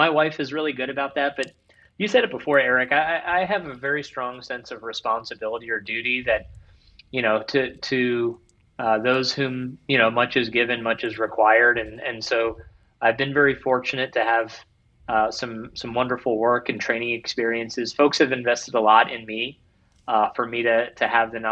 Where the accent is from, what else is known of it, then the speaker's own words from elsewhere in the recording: Ohio, United States; now in Northern Kentucky, United States; I grew up in Ohio, and so my parents still live outside of Cincinnati